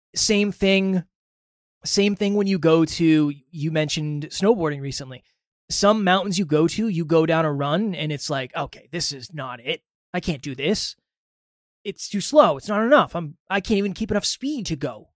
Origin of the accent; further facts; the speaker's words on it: Massachusetts, United States; Alan and I grew up in the same town in Massachusetts